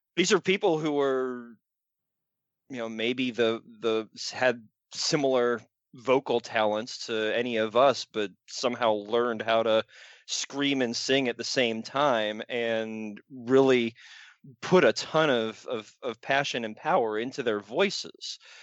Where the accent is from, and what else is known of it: Raleigh, North Carolina, United States; born or raised there